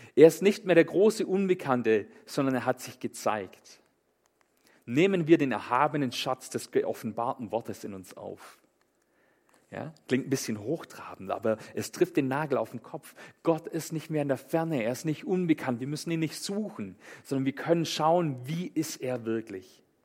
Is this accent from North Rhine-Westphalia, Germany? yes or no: no; Swabia, Baden-Württemberg, Germany; ich komme aus dem Schwäbischen